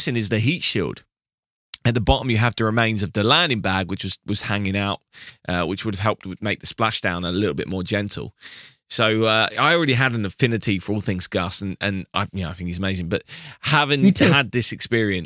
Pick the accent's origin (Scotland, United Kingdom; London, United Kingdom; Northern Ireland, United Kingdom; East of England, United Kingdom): London, United Kingdom; I was from London